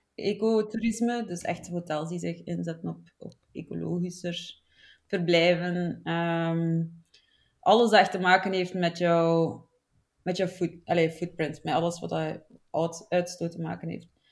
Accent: Flanders, Belgium; accent: Flemish; also born or lived in Barcelona; Zoals dat je hoort, kom ik uit Vlaanderen

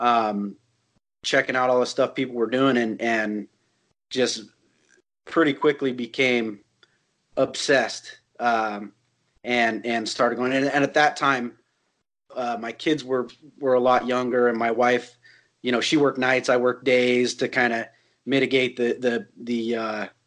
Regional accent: Northern California, United States; also born or lived in Sonoma / Bay Area; I grew up in Northern California. I was born in Sonoma and the Bay Area

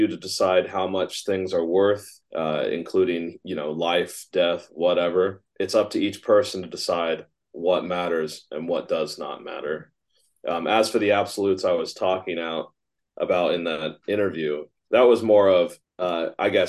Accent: United States; Just being a kid growing up in America

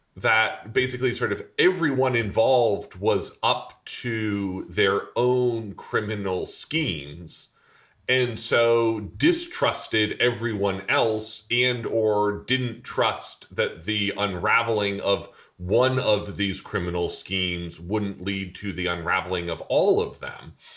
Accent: Vermont, United States; my home state senator, uh, Patrick Leahy

